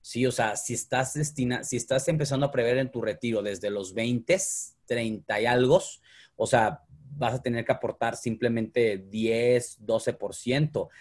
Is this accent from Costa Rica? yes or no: no; Mexico; soy mexicano